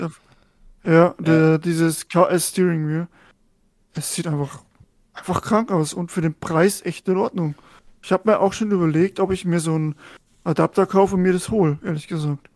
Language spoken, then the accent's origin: German; Germany; als Deutscher